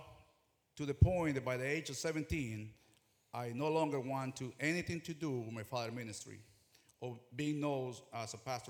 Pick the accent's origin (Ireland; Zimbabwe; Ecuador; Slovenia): Ecuador; moved away; I'm original from Ecuador. Growing up, my father was the first evangelical pastor to begin a ministry in our small town